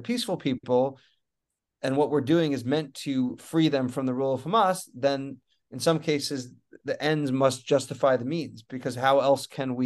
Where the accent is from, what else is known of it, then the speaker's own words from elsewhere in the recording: United States; moved away as an adult; also born or lived in Israel; as an American